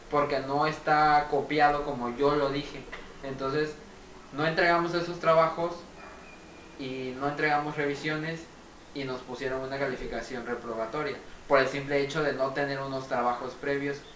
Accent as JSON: {"language": "Spanish", "region": "Veracruz", "country": "Mexico", "said": "pero de mi parte como mexicano que me siento como veracruzano que soy"}